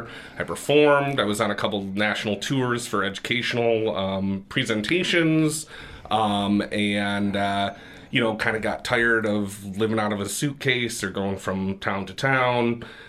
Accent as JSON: {"language": "English", "town": "Grand Rapids", "region": "Michigan", "country": "United States", "tie": "born or raised there", "also_born_or_lived": "Boston", "said": "Born and raised in Grand Rapids, in the Heritage Hill area, and went to college in Boston at Emerson College."}